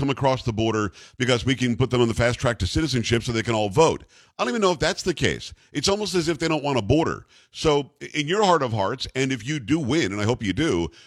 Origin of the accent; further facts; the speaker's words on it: South Florida, United States; now in Texas, United States; I grew up in South Florida